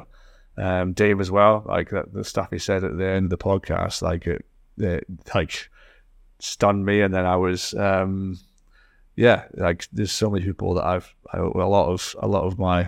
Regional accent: Scotland, United Kingdom; accent: Scottish; Maybe give it a bit of time, because it probably had enough of my Scottish accent on the Spotify for a while.

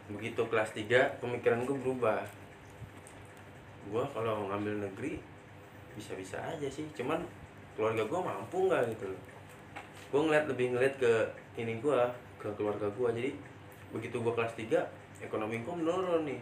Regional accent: Tangerang, Banten, Indonesia; born there; Gua lahir

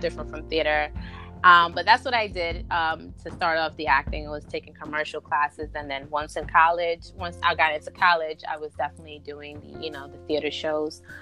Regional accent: New York City, New York, United States; Both my parents are from Honduras, um, but I was born and raised in Brooklyn

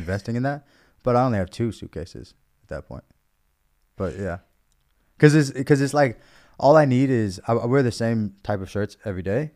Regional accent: United States; moved away; as an American

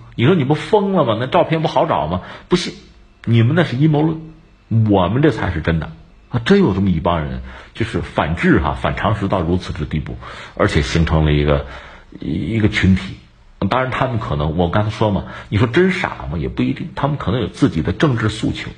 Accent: China; 作为我们中国人

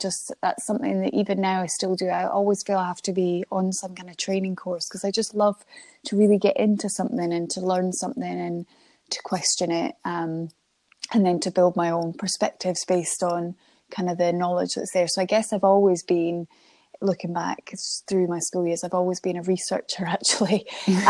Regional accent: Dunkeld, Scotland, United Kingdom; also born or lived in Channel Islands; So I was born in Scotland. I moved to the Channel Islands when I was a baby, but and my dad is Scottish, and my sisters were born in Scotland. So we all moved back to Scotland. We moved to Dunkeld

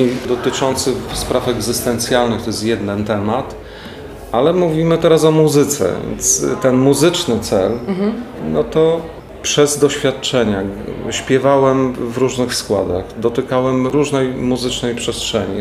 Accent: Warsaw, Masovian Voivodeship, Poland; Mam świadomie zwolnione tryby w stosunku do trybu warszawskiego, chociaż jestem stąd

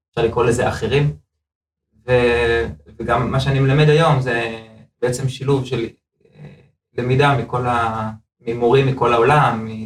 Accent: Bnei Brak, Tel Aviv District, Israel; now in Modiin Illit, Israel; לא גדלתי, גדלתי בבני ברק, אבל אה, בוא נאמר הפערים לא כל כך גדולים, כן? אה, גדלתי בבית חרדי, ההורים שלי חזרו בתשובה בגיל ממש ממש צעיר

